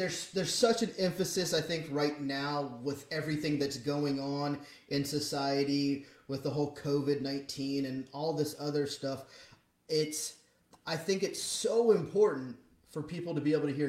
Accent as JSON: {"language": "English", "region": "California", "country": "United States", "moved": "yes", "lives_now": "Shreveport, United States", "said": "my plight of being a Californian in the middle of the South"}